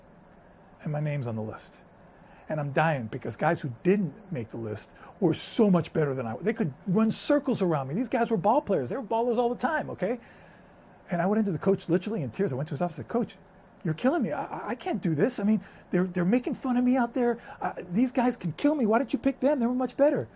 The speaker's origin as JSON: {"language": "English", "town": "New York City", "region": "New York", "country": "United States", "tie": "born or raised there", "first_language": "Spanish", "second_language": "English", "said": "I was born and raised in a small apartment in New York City"}